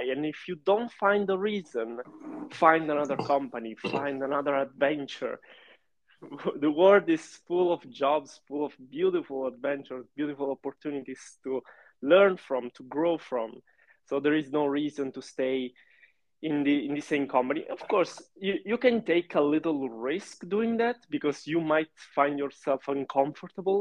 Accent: Sicily, Italy; English is a second language; moved away as an adult; also born or lived in Milan; I'm from Sicily, actually. But I lived in Milan for 7 years to study.

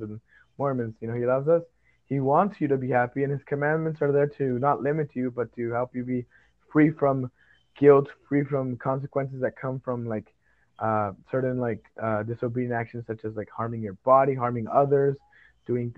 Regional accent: Texas, United States; I'm from Texas, but my family were descended from Mexico

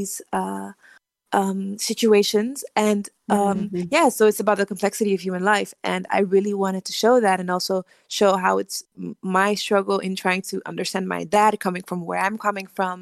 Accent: Netherlands; also born or lived in Liberia; I grew up in the Netherlands because my family fled from the civil wars in Liberia.

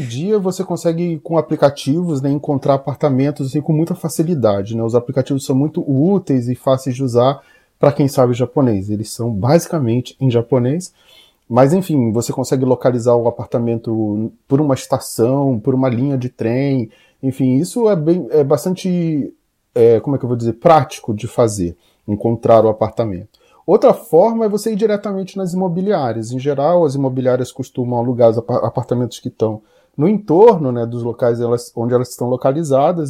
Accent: Brazil; now in Japan; o meu background como brasileiro era essencial

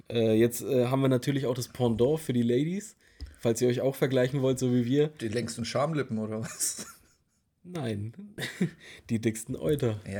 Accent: Germany; Wir sind Deutsche. In Deutschland.

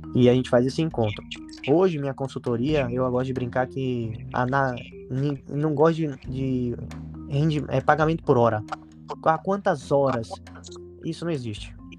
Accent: Salvador, Bahia, Brazil; Eu sou de Salvador, na Bahia

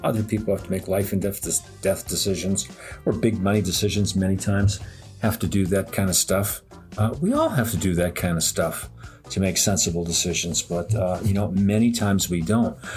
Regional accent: New York City, New York, United States; now in upstate New York, United States; I grew up in New York City and I live in upstate New York

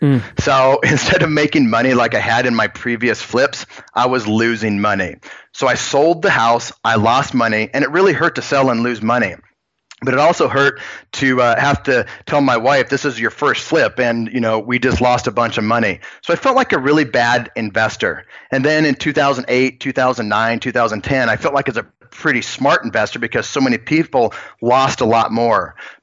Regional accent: Spearfish, South Dakota, United States; also born or lived in Virginia / Kansas City / Austin; That took me from Virginia to Kansas City to Austin up until about 5 years ago when I moved back to my hometown in Spearfish, South Dakota.

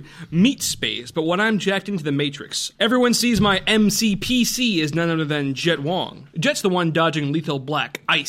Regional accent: Cleveland, Ohio, United States; We're from Cleveland.

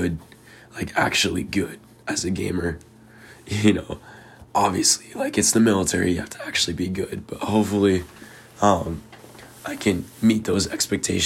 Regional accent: Queen Creek, Arizona, United States; I'm not from Phoenix, though. I'm from Queen Creek.

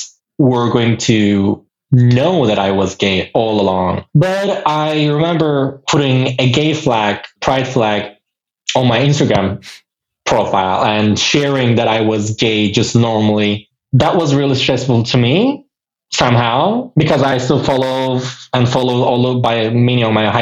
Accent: Çanakkale, Turkey; moved away as an adult; now in Istanbul, Turkey; I was in Çanakkale in my hometown for my high school. And I moved to Istanbul for university

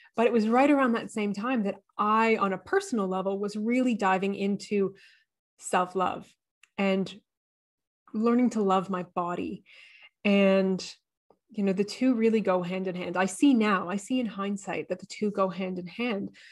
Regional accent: Canada; now in Australia; I am Canadian.

